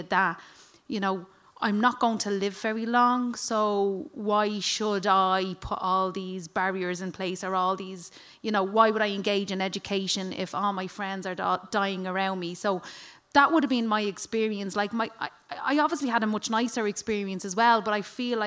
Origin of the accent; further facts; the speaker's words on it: Dublin, Leinster, Ireland; accent: flat Dublin accent; growing up for me, I grew up in a small little cul-de-sac in Killinarden